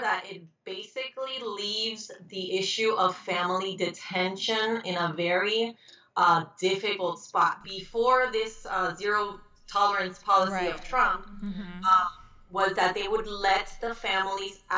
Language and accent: English; Miami, Florida, United States; also born or lived in Puerto Rico / Broward County; I grew up in Miami